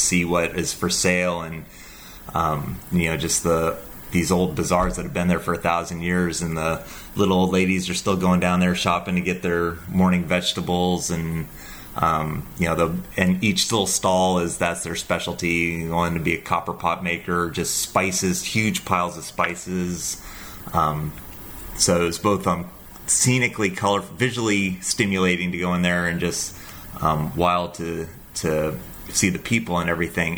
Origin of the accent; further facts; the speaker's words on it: United States; we're American